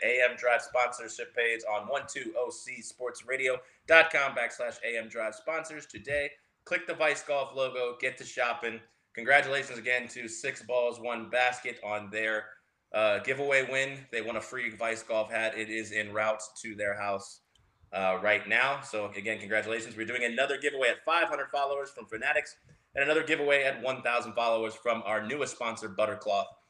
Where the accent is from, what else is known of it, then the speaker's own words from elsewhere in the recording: Tampa, Florida, United States; growing up in Tampa